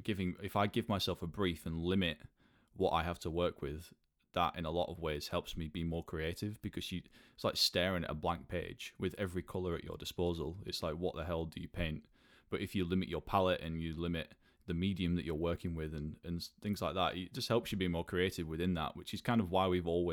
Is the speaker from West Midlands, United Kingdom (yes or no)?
no; Burnley, North West England, United Kingdom; moved away as an adult; now in London, United Kingdom; I'm from Burnley, which is sort of directly north of Manchester.